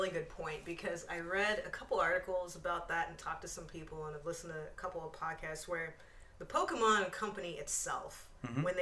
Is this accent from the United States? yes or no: no; United Kingdom; I can be a villain in anything, and I will get paid a lot of money. also, I'm British.